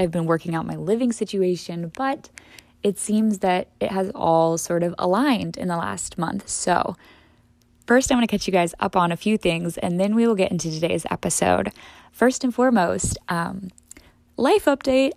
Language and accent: English; St. Louis, Missouri, United States; also born or lived in Death Valley, California; my home city and my home state